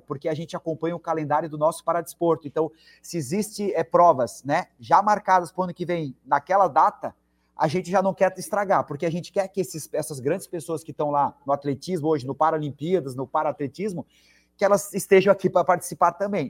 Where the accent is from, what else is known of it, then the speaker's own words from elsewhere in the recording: Blumenau, Santa Catarina, Brazil; also born or lived in Curitiba; sou de Blumenau, fui morar lá, mas já voltei